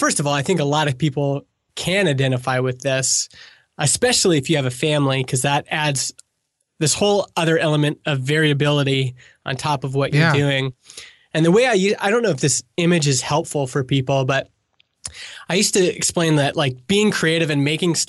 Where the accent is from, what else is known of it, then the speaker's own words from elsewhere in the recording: Canada; Yeah, because I'm Canadian, so I have no idea how much of this, like what this costs or what.